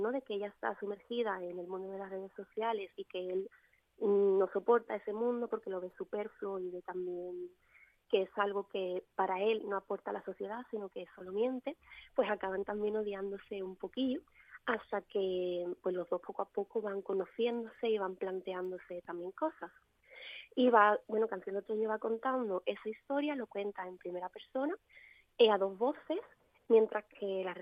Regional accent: Cádiz, Andalusia, Spain

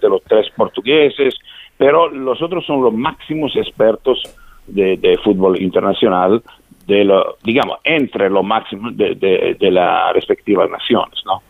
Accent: Italy; Spanish is a second language; somos italianos nosotros organizadores

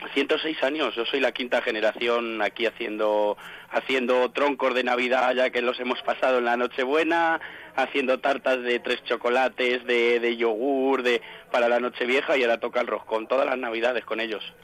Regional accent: Alcázar de San Juan, Castilla-La Mancha, Spain; como se dice aquí en mi pueblo

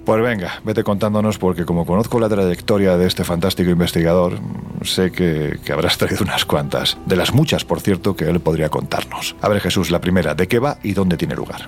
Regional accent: southern Spain, Spain; siento pasión por mi tierra, lógicamente, el, el, sur de España

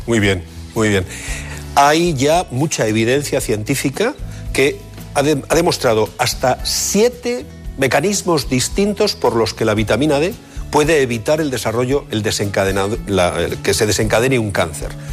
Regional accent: Bilbao, Basque Country, Spain; los de Bilbao tenemos una, característica diferenciadora

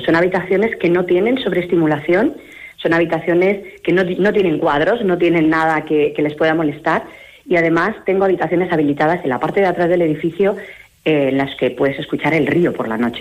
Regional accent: Mallorca, Balearic Islands, Spain; moved away as an adult; now in Palencia, Spain; los que somos de Mallorca sabemos lo que es vivir allí

